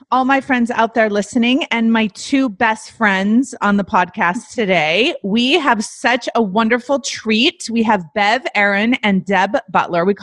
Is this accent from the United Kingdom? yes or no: no; South Africa; now in Canada; Because I'm from South Africa. Because you're from South Africa. And where do you live now? I live in Canada.